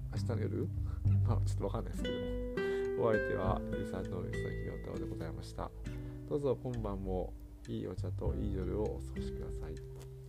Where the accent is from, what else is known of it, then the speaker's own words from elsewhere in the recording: Hirakata, Osaka, Japan; 僕大阪の枚方市に育ってるんですけど